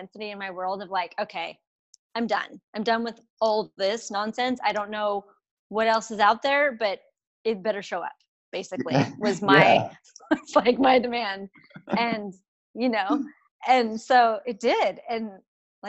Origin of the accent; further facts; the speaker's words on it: United States; I'm from the United States.